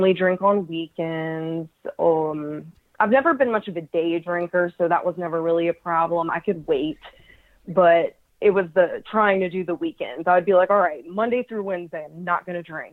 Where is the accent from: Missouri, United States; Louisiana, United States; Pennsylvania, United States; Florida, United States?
Louisiana, United States; also born or lived in Minnesota; I am from Louisiana